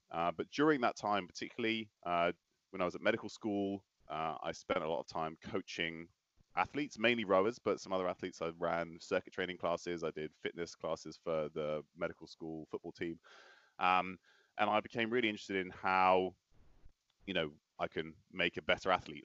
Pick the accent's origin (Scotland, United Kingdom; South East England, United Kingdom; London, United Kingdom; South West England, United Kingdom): South West England, United Kingdom; Bristol; moved away; also born or lived in Oslo; I grew up in Bristol